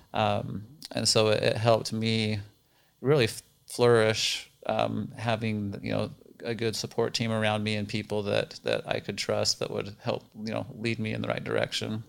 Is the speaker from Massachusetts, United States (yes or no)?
no; Roosevelt, Utah, United States; moved away as an adult; also born or lived in Ohio; now in Arizona, United States; I grew up in Roosevelt, Utah. We're about two and a half hours east of Salt Lake City